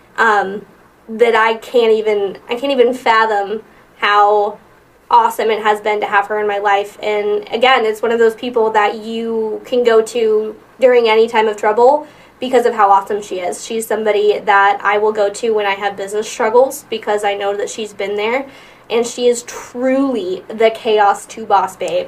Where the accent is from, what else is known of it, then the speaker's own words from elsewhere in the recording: Midwest, United States; now in Omaha, United States; I'm from the Midwest, so um, and like the deep Midwest